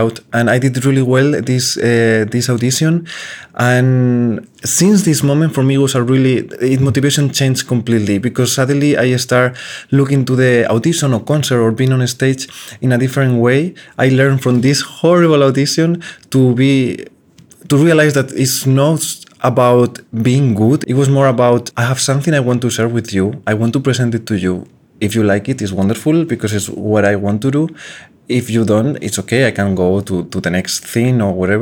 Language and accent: English; Salamanca, Castile and León, Spain; moved away; my hometown in Salamanca